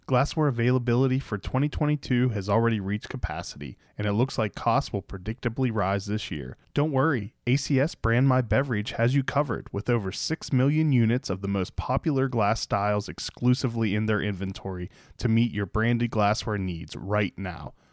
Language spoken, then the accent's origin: English; Pittsburgh, Pennsylvania, United States; I'm from Pittsburgh